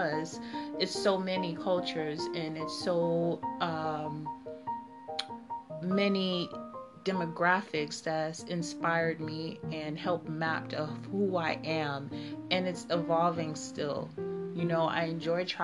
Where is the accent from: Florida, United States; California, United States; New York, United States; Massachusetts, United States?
Florida, United States; Miami; moved away as an adult; also born or lived in Bahamas / Haiti (ancestry); now in Netherlands; I lived for a long time in Miami, Florida